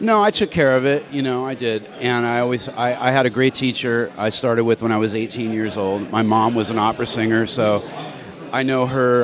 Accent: San Diego, California, United States; I grew up surfing in San Diego

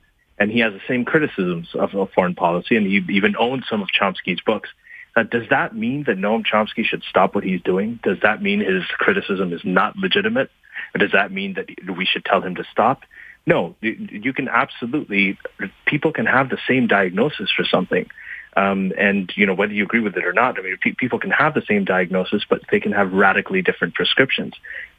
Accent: Pakistan; also born or lived in Libya / Saudi Arabia; I grew up in Muslim-majority countries. As you know, I grew up in Pakistan and Libya and Saudi Arabia.

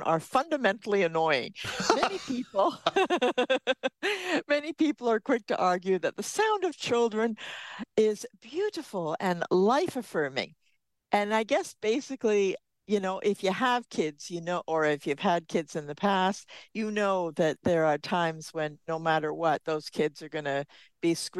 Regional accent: United Kingdom; now in Canada; we're British

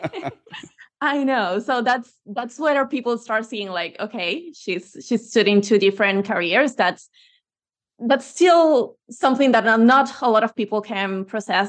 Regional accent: Venezuela; moved away as an adult; now in Spain; I'm originally from Venezuela, but I believe in, in Spain from, like, since ten years ago

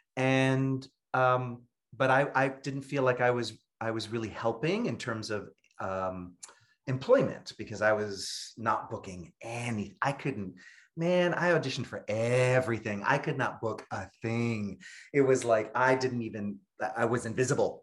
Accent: New York City, New York, United States; I'm born and raised in Brooklyn, New York

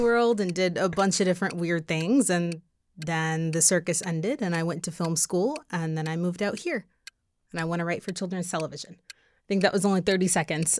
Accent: Nashville, Tennessee, United States; moved away as an adult; was born right outside Nashville, Tennessee

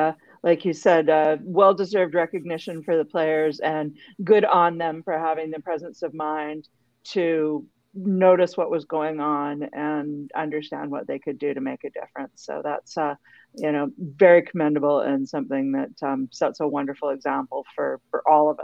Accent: Vancouver, British Columbia, Canada; Second star, we drop into my hometown of Vancouver

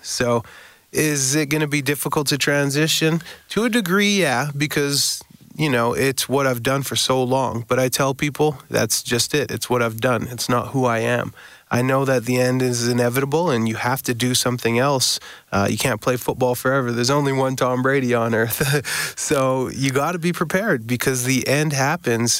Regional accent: Winnipeg, Manitoba, Canada; Winnipeg uh, you know, my hometown

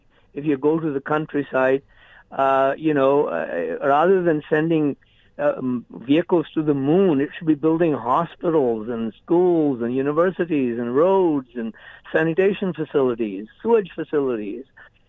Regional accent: India; also born or lived in British Columbia, Canada; now in Canada; I was born and raised in India.

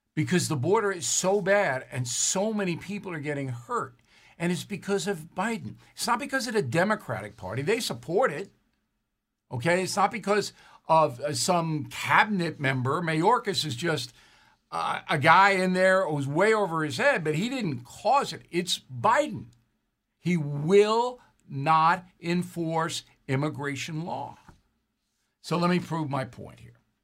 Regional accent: United States

